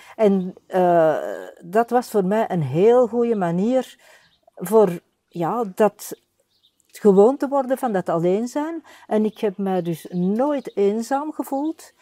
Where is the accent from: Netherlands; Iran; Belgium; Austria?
Belgium; Antwerp, Flanders; ik ben zelf van Borgerhout.